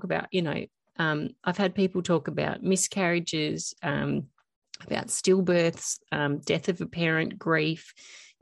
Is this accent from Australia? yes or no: yes; Australia; I am Australian, it's M-U-M, mum